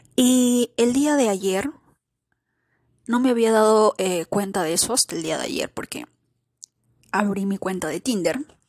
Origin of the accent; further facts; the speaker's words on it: Peru; Yo, de Perú